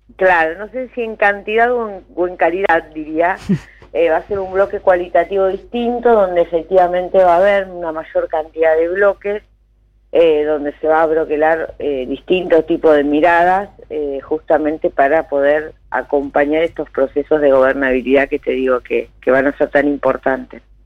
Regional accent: Junín, Buenos Aires Province, Argentina; yo soy de Junín

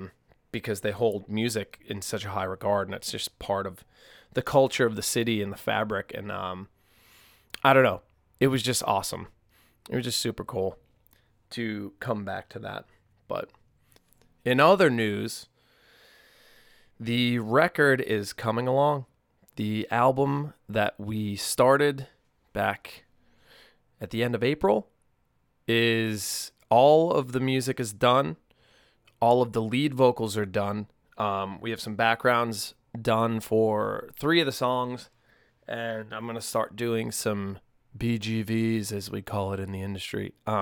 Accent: Massachusetts, United States; now in Nashville, United States; Like, I know growing up on the North Shore, there was really just, like, the Salem Jazz and Soul Festival in August, which was great.

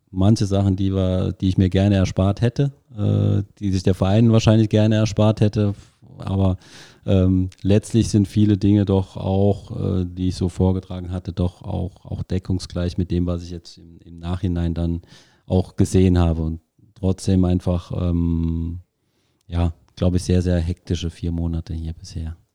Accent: Zweibrücken, Rhineland-Palatinate, Germany; meine Frau ist aus Homburg, ich bin aus Zweibrücken, also kann man im Fußballbereich schon als Heimat bezeichnen.

